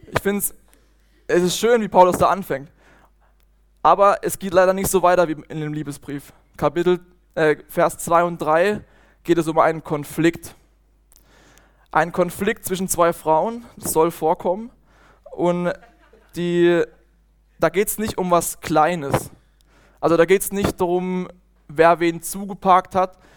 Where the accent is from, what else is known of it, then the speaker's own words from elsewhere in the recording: Bötzingen, Baden-Württemberg, Germany; Ich komme aus Bötzing, aus einer schönen Weingegend, im Kaiserstuhl.